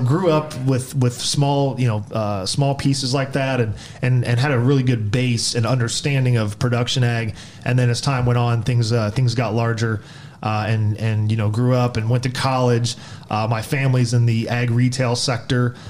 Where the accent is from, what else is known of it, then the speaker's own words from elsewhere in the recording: Black Swamp area, Northwest Ohio, United States; grew up in Northwest Ohio, the the Black Swamp area